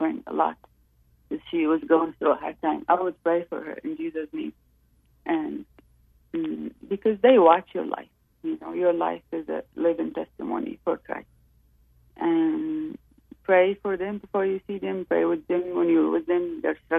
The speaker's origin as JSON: {"language": "English", "country": "Saudi Arabia", "moved": "yes", "said": "I'm from Saudi Arabia."}